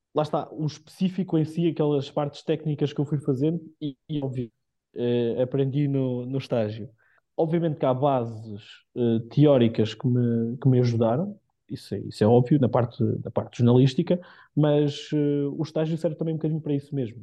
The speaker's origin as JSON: {"language": "Portuguese", "town": "Carregal do Sal", "region": "Centro", "country": "Portugal", "also_born_or_lived": "Viseu / Lisbon", "moved": "as an adult", "said": "eu sou de Carregal, sou de, muito, sou de muito perto"}